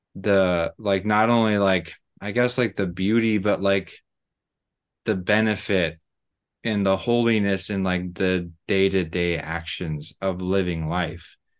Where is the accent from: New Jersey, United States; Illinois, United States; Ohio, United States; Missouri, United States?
Missouri, United States; I'm from Missouri and I'm married